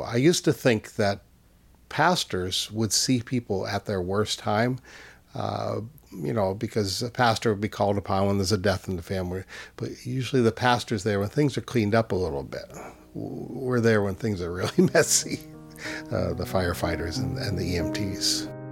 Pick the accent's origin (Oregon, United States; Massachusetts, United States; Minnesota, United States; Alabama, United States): Massachusetts, United States; Easthampton; And in my hometown in, in Western Mass, I grew up in East Hampton.